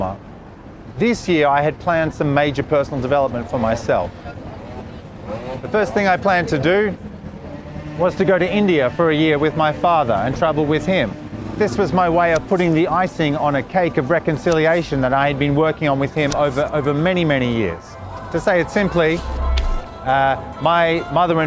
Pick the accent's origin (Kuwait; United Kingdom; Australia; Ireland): Australia; also born or lived in Sydney; I'm Australian.